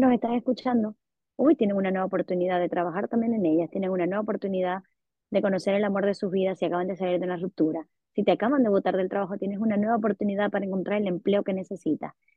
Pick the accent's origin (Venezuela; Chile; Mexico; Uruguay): Venezuela; Sí, si vengo de Venezuela.